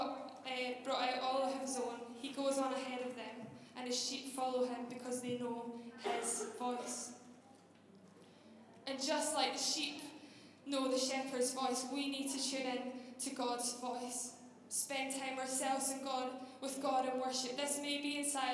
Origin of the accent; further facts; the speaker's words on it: just outside Glasgow, Scotland, United Kingdom; moved away; I grew up just outside Glasgow, you can probably tell by my strong accent. It has softened, by the way